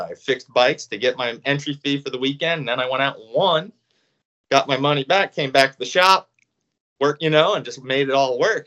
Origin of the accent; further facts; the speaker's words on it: Reading, Pennsylvania, United States; I grew up in Reading, Pennsylvania